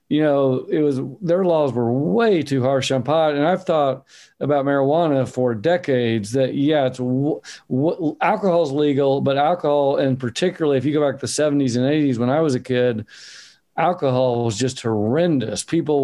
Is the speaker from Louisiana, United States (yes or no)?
no; Oklahoma, United States; moved away as an adult; now in Bend, United States; I'm from Oklahoma, which is a very, very red state, almost opposite Oregon. And we moved out here.